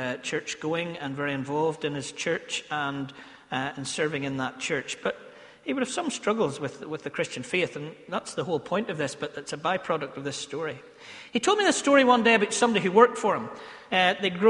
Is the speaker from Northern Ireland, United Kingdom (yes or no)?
yes; Ballymena, Northern Ireland, United Kingdom; accent: Ballymena; one of my favourite Ballymena accent words that I have